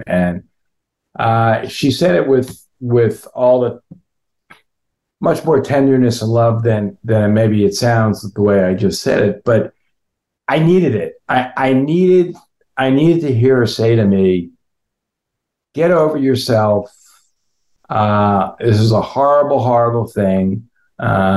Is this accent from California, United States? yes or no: no; West Orange, New Jersey, United States; moved away; West Orange, New Jersey, right, which is coincidentally also where I grew up